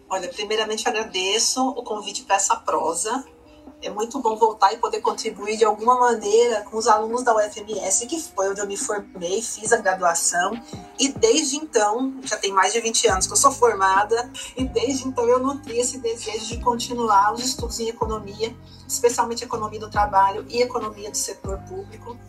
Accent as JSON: {"language": "Portuguese", "region": "Mato Grosso do Sul", "country": "Brazil", "said": "no nosso estado, aqui no Mato Grosso do Sul"}